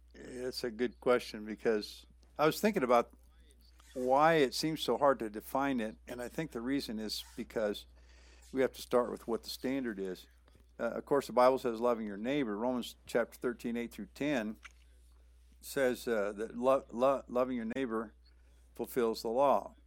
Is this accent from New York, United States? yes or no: no; Southern California, United States; moved away as an adult; also born or lived in Panama / Honduras / Mexico; I grew up in Southern California, so I've been exposed to the language all my life and the culture